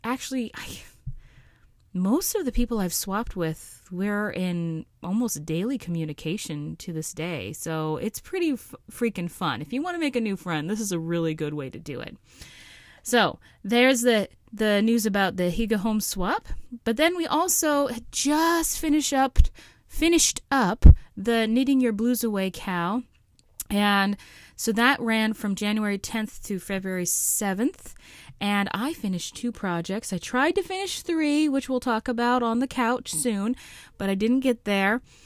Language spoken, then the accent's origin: English; Alaska, United States; my home state of Alaska